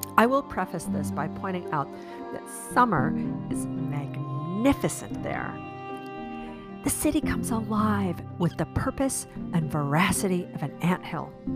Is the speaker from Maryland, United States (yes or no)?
no; Chicago, Illinois, United States; moved away as an adult; also born or lived in Prague / San Francisco; now in Virginia, United States; I'm a Chicagoan. That's where I grew up